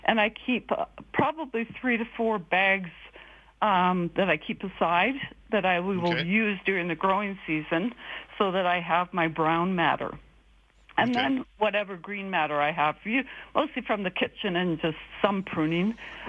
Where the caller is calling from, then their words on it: Kelowna, British Columbia, Canada; moved away as an adult; I'm calling from Airdrie. I'm a three-year new resident of Alberta, coming from Kelowna.